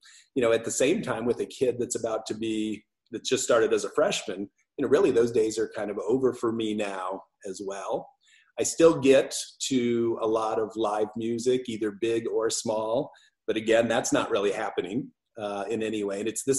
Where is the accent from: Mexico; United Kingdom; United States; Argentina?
United States; Elgin, Illinois; also born or lived in Victor, Iowa; I grew up in Elgin. We moved there when I was 8. Before that, we were in a little farm town in Iowa called Victor, Iowa. We moved to Elgin when I was 8 and basically was there through high school.